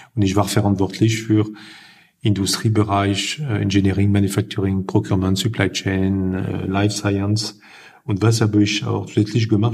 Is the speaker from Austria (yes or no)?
no; Lille, Hauts-de-France, France; German is a second language; now in Germany; ich komme aus äh, Norden Frankreich, aus Lille